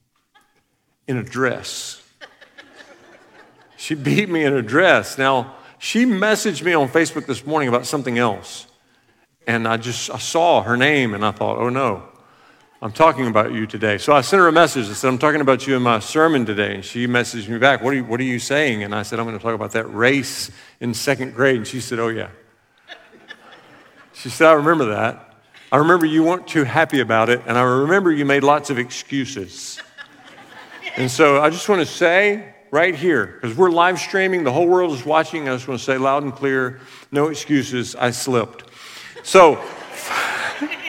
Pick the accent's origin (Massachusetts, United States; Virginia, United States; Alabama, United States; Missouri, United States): Alabama, United States; I'm from Alabama